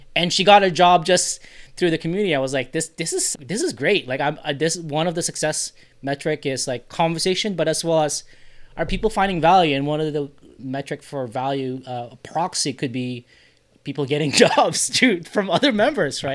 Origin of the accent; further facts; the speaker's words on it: Philippines; as a Filipino Asian guy